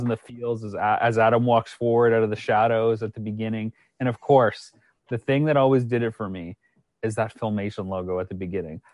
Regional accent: Canada; moved away as an adult; also born or lived in United States; I hail from Canada.

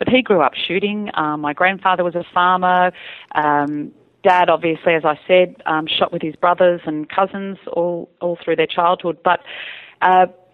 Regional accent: Australia; my cousins in the city had access to things that we didn't in the country

